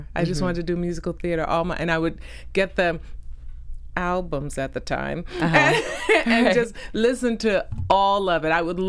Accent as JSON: {"language": "English", "town": "Jacksonville", "region": "Florida", "country": "United States", "tie": "born or raised there", "moved": "yes", "said": "I'm originally from Jacksonville, Florida."}